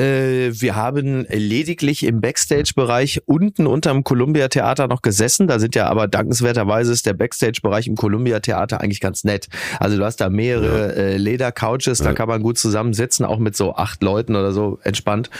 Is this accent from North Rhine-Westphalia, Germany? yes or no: yes; Castrop-Rauxel, North Rhine-Westphalia, Germany; in Henrichenburg, in meinem Heimatdorf